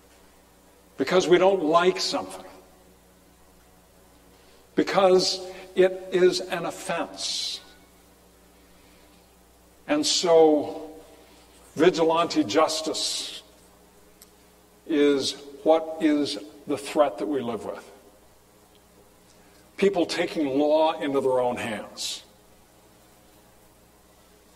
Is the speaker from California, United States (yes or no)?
yes; California, United States; moved away; growing up in California